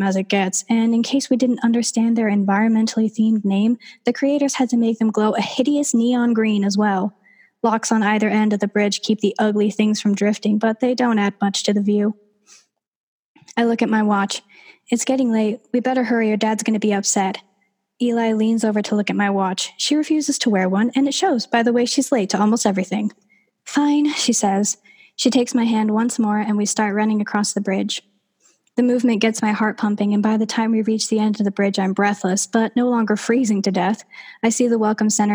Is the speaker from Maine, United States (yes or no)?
no; Lindomar, California, United States; now in Central Oregon, United States; I did not grow up in Central Oregon, I grew up in California in Lindomar